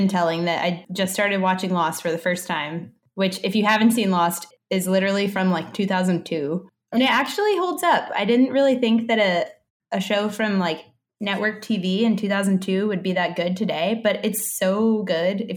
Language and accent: English; Dallas, Texas, United States; now in San Francisco, United States; I grew up in Dallas